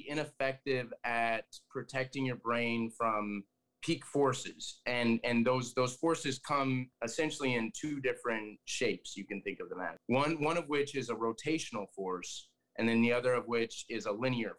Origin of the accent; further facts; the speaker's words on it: Colorado, United States; I grew up in Colorado